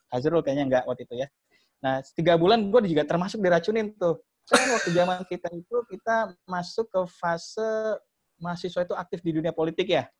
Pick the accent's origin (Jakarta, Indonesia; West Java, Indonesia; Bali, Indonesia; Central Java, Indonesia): Jakarta, Indonesia; Betawi; gua orang Betawi